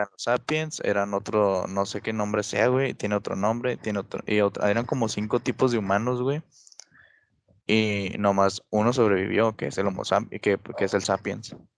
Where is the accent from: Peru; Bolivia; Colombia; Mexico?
Mexico; soy, mexicano.